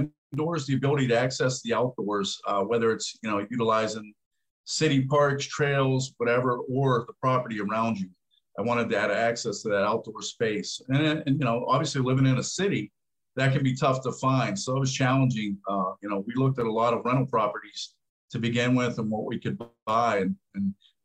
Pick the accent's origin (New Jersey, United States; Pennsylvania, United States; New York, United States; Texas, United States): Pennsylvania, United States; Pittsburgh; I grew up in Pittsburgh